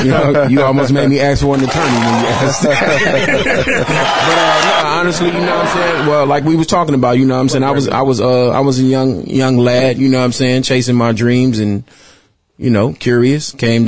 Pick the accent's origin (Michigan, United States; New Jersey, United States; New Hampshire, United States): Michigan, United States; Detroit; Detroit, Michigan.